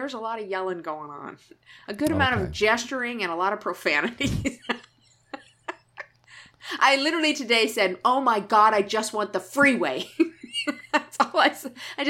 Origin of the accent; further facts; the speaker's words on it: California, United States; moved away; Because I'm from California.